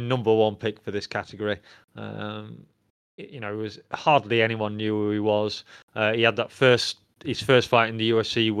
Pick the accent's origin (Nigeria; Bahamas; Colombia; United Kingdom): United Kingdom; I'm a Brit